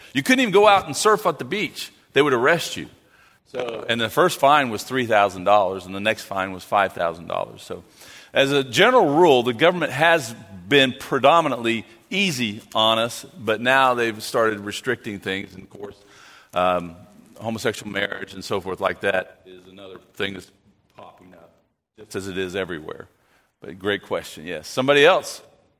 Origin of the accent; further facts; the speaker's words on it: Penrith, North West England, United Kingdom; now in Australia; Scottish and English? Yes, definitely. Especially when I grew up in Penrith, we had some in our church there, and they migrated to Australia